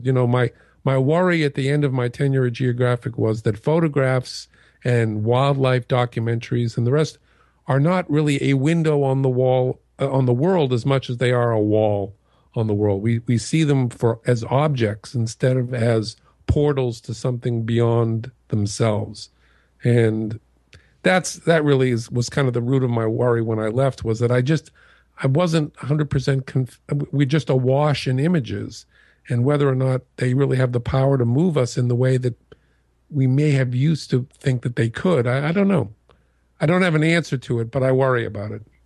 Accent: outside of Boston, Massachusetts, United States; growing up outside of Boston

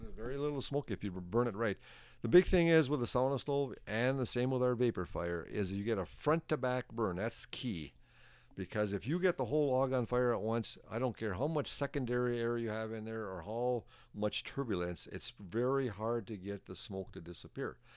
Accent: Soudan, Minnesota, United States; also born or lived in Virginia, Minnesota / Tower, Minnesota; I was born in Sudan, Minnesota.

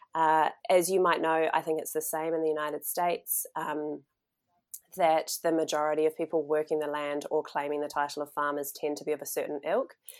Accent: New Zealand; moved away as an adult; also born or lived in Melbourne, Australia; when I was in my twenties, when I actually headed outside of New Zealand

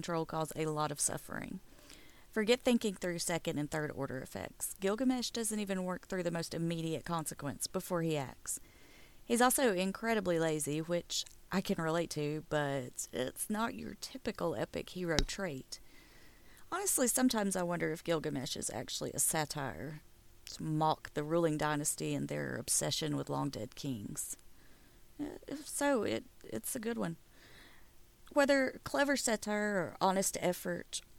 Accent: the South, United States; accent: southern; my southern accent

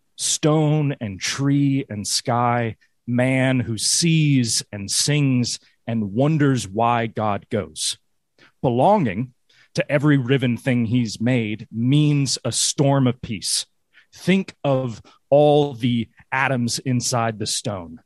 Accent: Greenville, South Carolina, United States; moved away as an adult; also born or lived in London / New York; now in Tennessee, United States; I grew up in Greenville, South Carolina

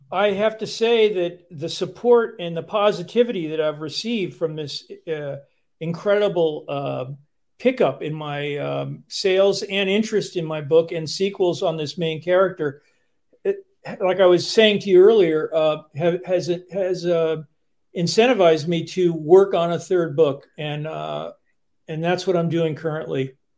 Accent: outside of New York, United States; moved away as an adult; now in Vermont, United States; I grew up outside of New York

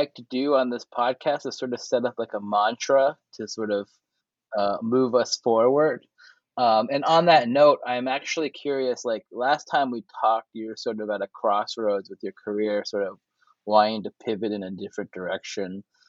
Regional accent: Seoul, South Korea; I came here for a career, but also like I kind of came here because I knew that Seoul is sort of my hometown.

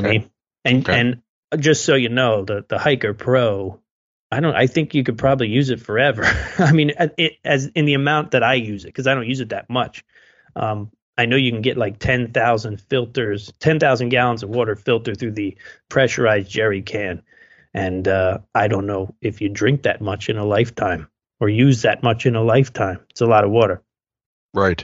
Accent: United States; we're American too

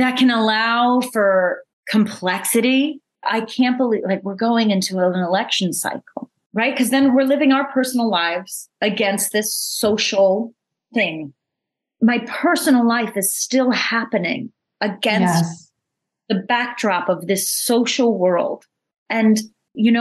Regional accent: New York, United States; I thought I was like an open-minded world traveled New Yorker

